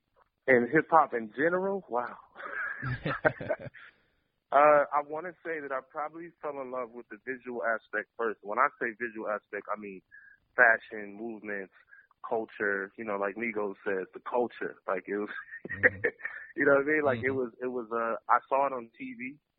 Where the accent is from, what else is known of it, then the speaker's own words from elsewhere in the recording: Detroit, Michigan, United States; growing up in Detroit and being in certain areas.